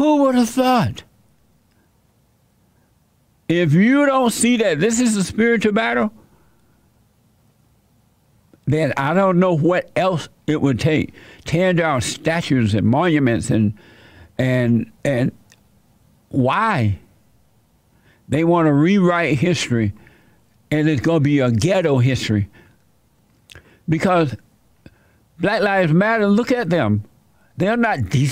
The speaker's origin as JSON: {"language": "English", "area": "Dixie", "region": "the South", "country": "United States", "tie": "born or raised there", "said": "I was born in Dixie"}